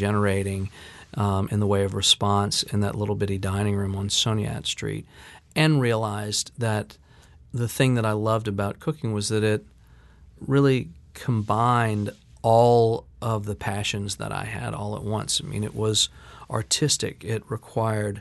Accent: New Orleans, Louisiana, United States; growing up in New Orleans

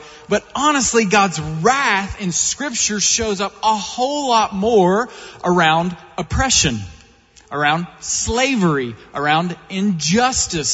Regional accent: Eastern Kentucky, United States; I grew up in Eastern Kentucky in a super conservative fundamentalist background

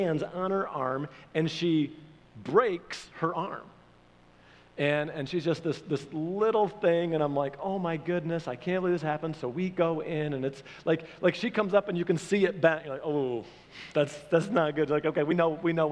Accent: Michigan, United States; moved away as an adult; also born or lived in Oklahoma; I'm from Michigan

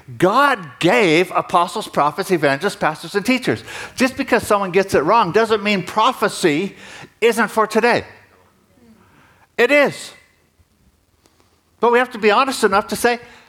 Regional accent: United States; moved away; I'm an American, I'm a dual citizen

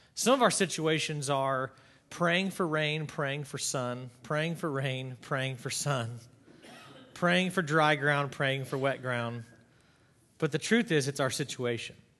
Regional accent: Grinnell, Iowa, United States; deciding to move to my hometown in Grinnell, Iowa

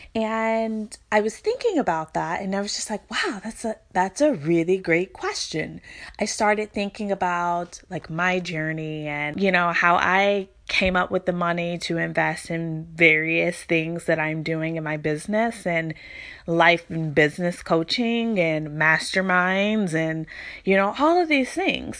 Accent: Louisville, Kentucky, United States; moved away as an adult; now in Virginia Beach, United States; I'm from Louisville, Kentucky. I currently live in Virginia Beach

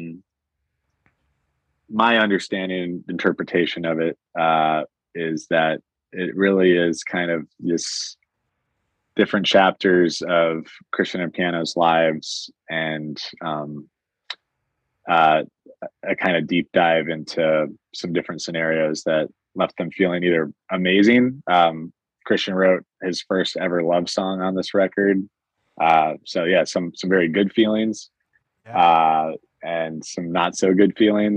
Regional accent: Northern Ohio, United States; moved away as an adult; now in Loudoun County, Virginia, United States; I was from Northern Ohio

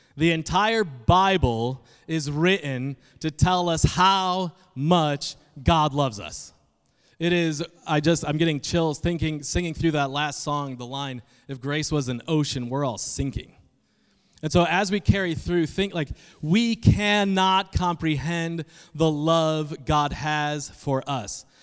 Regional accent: Adirondack Mountains, New York, United States; moved away; also born or lived in Indiana; I am from the Northeast, specifically New York, and even more specifically, the middle of nowhere. uh, in the Adirondack Mountains of New York

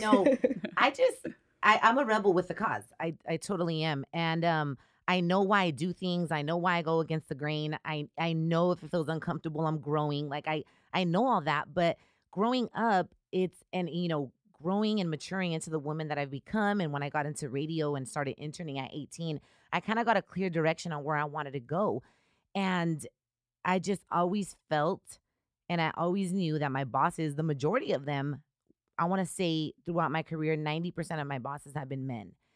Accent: Riverside, California, United States; also born or lived in Chicago; I'm originally from Riverside, I grew up in Riverside

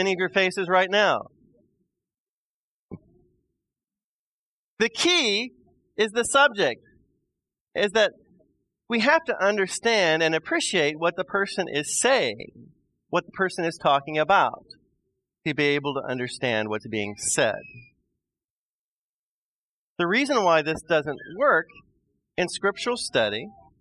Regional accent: Midwest, United States; I'm a Midwesterner

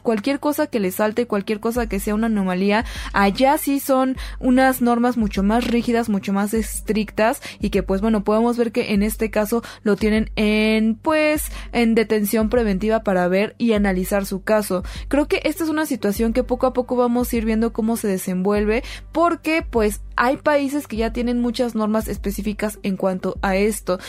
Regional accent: Mexico; nosotros como mexicanos

